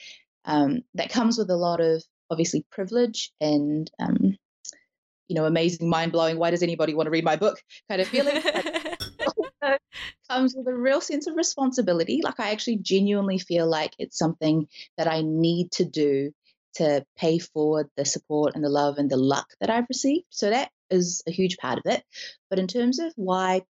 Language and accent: English; New Zealand; we talk a lot about being Kiwi